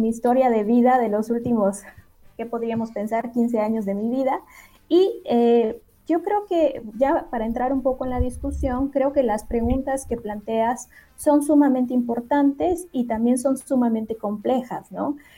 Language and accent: Spanish; Guatemala; moved away as an adult; now in Mexico; yo eh, estudié economía en Guatemala, soy guatemalteca y eh, hace unos años decidí venir a México a estudiar mi maestría y doctorado